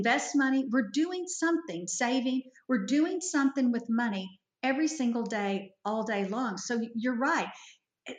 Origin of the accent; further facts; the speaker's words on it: Fort Worth, Texas, United States; moved away as an adult; now in Edmond, United States; I was raised by Yankees in Fort Worth, Texas